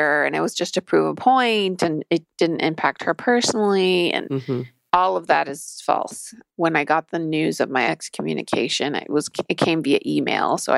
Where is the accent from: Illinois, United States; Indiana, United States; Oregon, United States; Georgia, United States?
Oregon, United States; moved away; I was raised in Oregon